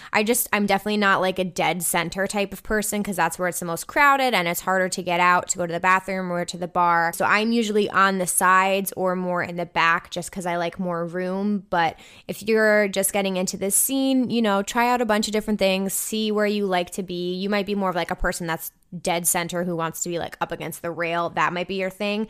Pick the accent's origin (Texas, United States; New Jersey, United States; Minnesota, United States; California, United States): New Jersey, United States; I'm from New Jersey. I currently live in New Jersey.